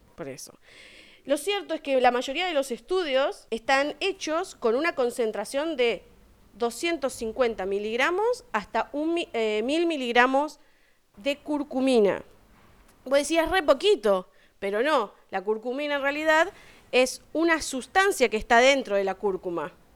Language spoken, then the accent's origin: Spanish; Argentina; yo no encontré muchas cosas argentinas, porque nosotros somos una mezcla de cosas de todos lados